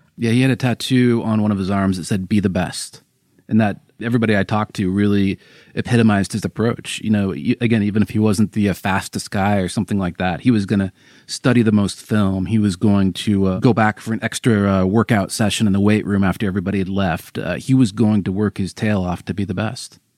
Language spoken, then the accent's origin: English; Seattle, Washington, United States; now in Los Angeles, United States; I'm from Seattle